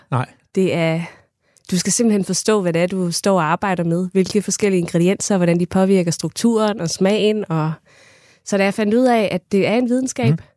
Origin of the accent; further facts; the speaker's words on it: Kerteminde, Southern Denmark, Denmark; jeg kommer fra Katteminde